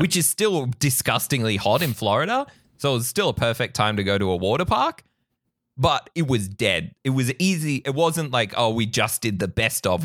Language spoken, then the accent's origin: English; Australia; As an Aussie who grew up with the beach